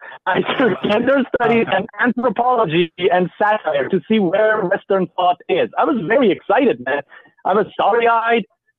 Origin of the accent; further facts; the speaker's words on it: Iran; English is a second language; moved away as an adult; now in Canada; I come from Iran